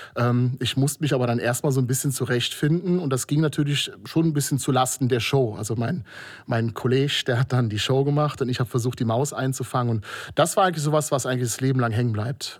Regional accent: Kobern-Gondorf, Rhineland-Palatinate, Germany; moved away as an adult; now in Trier, Germany; seit 15 Jahren Wahltrierer und komme aus Kobern-Gondorf an der Mosel

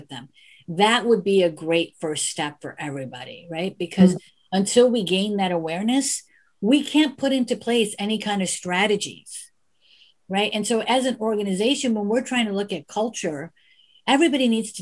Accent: United States; I was born in the United States

